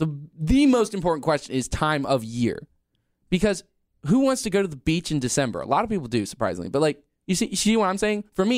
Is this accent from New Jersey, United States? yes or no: no; North Carolina, United States; It's true. I grew up next near the Tar River.